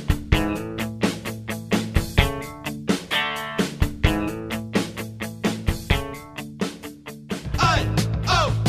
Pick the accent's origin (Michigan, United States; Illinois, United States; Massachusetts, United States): Massachusetts, United States; Boston; we're all from Boston